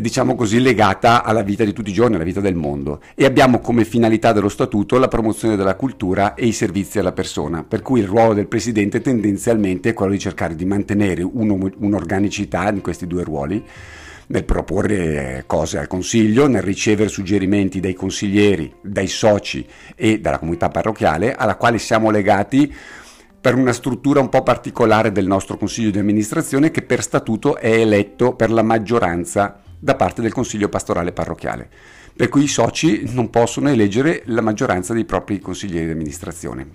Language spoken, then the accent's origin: Italian; Bergamo, Lombardy, Italy; io abitavo a Redona da piccolo, Redona è a Bergamo per chi eventualmente non lo sapesse